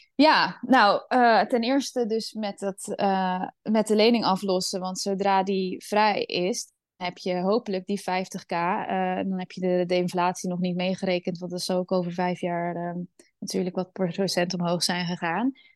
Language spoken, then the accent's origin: Dutch; Netherlands; Ik ben opgegroeid in Nederland.